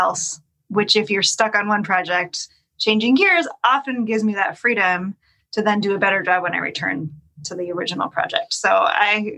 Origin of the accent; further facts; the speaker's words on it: the Northwest, Pacific Northwest, United States; also born or lived in Los Angeles; now in Portland, United States; I'm born and raised in the Northwest